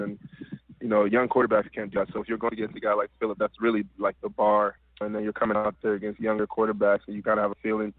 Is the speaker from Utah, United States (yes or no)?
no; Washington, District of Columbia, United States; moved away as an adult; also born or lived in Atlanta, Georgia; now in Los Angeles, United States; I was originally from Washington, D.C., and I went to school in Atlanta.